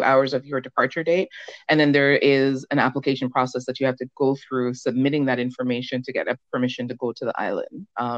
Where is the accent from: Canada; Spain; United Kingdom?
Canada; also born or lived in Jamaica; I was born in Jamaica, but live in Canada. I've spent most of my life here. I came here when I was a small child